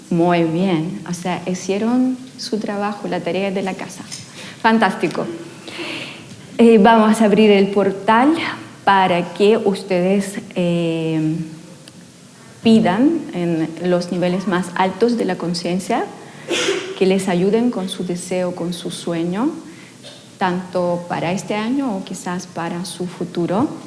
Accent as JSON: {"language": "Spanish", "country": "Ukraine", "second_language": "Spanish", "moved": "yes", "lives_now": "Chile", "said": "eh, vine de Ucrania hace 20 años con la familia completa, así que durante 20 años ya me convertí casi en una chilena, aunque sigo hablando a veces no muy bien y a veces aparece el acento bastante fuerte."}